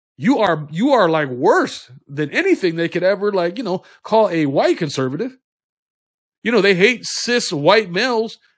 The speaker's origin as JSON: {"language": "English", "country": "United States", "said": "We are Americans."}